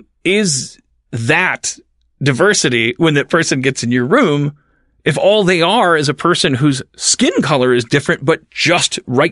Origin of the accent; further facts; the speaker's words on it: Harlem, New York, United States; I'm 25 years old. I'm a black male screenwriter. I'm really funny, and I'm a really good writer, and I grew up in Harlem.